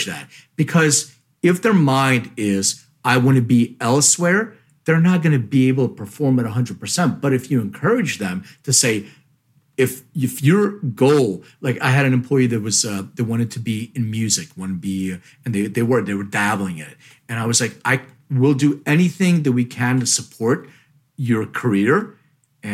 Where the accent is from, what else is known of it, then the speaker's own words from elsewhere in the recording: Philadelphia, Pennsylvania, United States; moved away; I'm from Philly originally